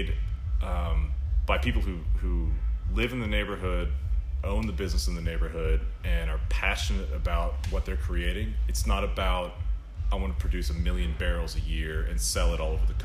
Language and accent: English; Houston, Texas, United States; now in Austin, United States; I grew up in Houston, moved to Austin in 2003